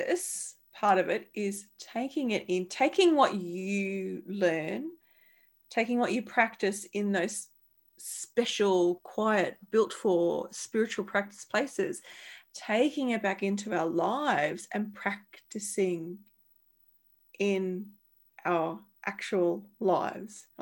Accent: Central Queensland, Australia; I'm from Central Queensland

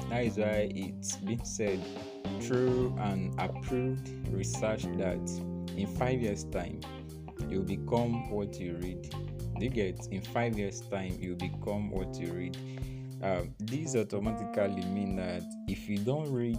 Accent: Ilaje, Ondo, Nigeria; also born or lived in Akure, Nigeria / Lagos State, Nigeria; I go from Akure to my hometown, Ilaje

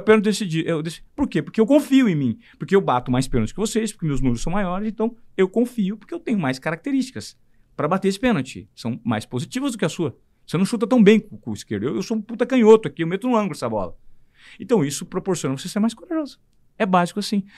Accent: Presidente Venceslau, São Paulo, Brazil; moved away as an adult; also born or lived in Paranavaí; eu sou de Presidente Venceslau, uma cidade de 37 mil habitantes

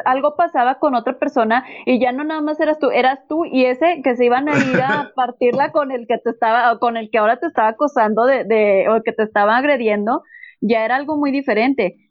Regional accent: Gómez Palacio, Durango, Mexico; yo soy de Gómez, estaba en la, en la técnica 54

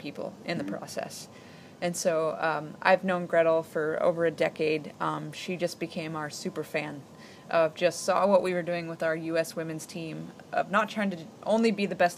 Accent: Alaska, United States; I grew up in Alaska, where we did not spend a lot of time in open water

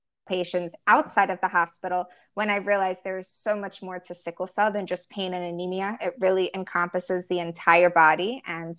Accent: Baltimore, Maryland, United States; moved away as an adult; now in Miami, United States; Born and raised in Baltimore

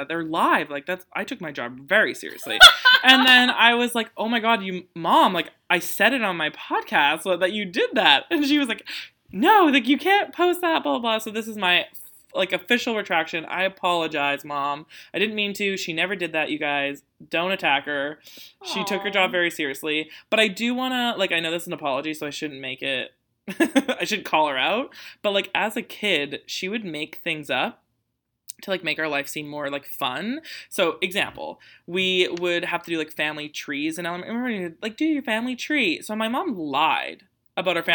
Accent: Canada; It's really annoying being Canadian.

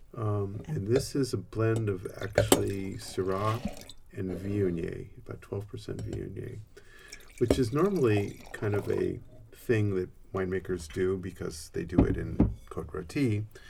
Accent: Santa Cruz, California, United States; I'm from Santa Cruz

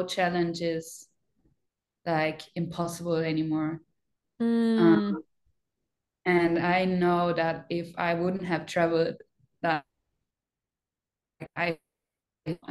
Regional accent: Germany; English is a second language; moved away as an adult; now in Australia; I'm from Germany

